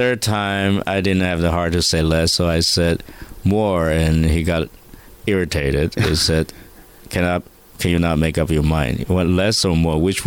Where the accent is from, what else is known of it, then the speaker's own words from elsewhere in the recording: Taiwan; I'm a boy from Taiwan